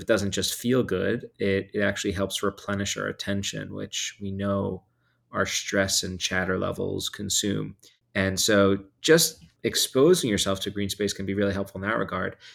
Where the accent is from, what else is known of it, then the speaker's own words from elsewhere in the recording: New York, United States; I grew up in New York